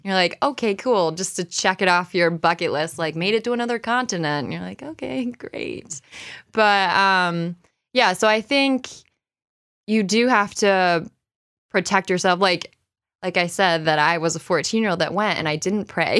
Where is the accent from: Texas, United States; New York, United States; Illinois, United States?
New York, United States; Rochester; I grew up here. So I grew up in Browncroft